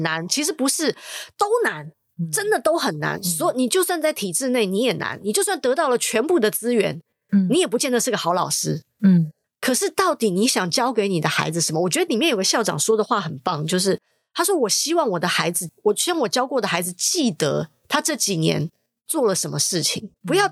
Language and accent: Chinese; Taiwan; 身为一个台湾人